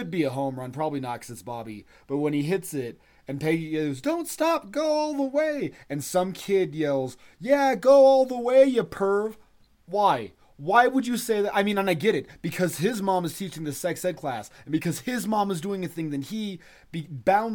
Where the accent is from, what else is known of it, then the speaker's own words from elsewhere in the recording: Colorado, United States; moved away; proud to be from Colorado. I haven't stepped foot. I don't think I've been to my hometown in like 15 years